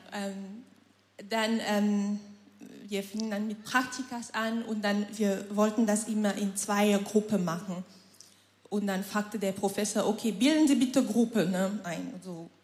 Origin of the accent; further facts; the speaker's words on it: Cameroon; moved away as an adult; now in Germany; Ich komme aus Kamerun, ähm, lebe seit November